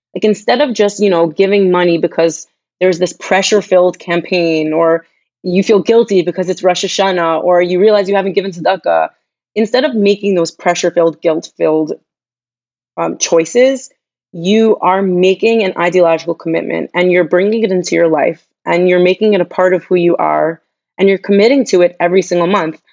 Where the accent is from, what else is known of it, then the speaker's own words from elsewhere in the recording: Long Island, New York, United States; moved away as an adult; now in Jerusalem, Israel; I'm from Long Island, New York. I grew up in a predominantly Jewish community